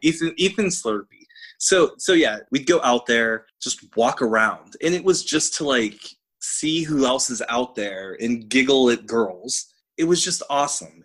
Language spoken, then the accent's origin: English; Pittsburgh, Pennsylvania, United States; those of us who were born and raised in the South Hills